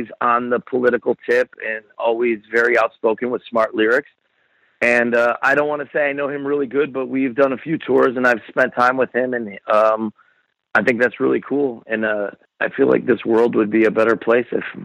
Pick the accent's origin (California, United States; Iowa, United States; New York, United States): New York, United States; Buffalo; I grew up in Buffalo